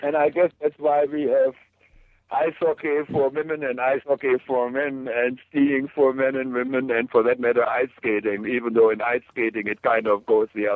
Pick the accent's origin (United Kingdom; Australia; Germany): Germany; moved away; I grew up in Germany during a time, like I said, there were no plastics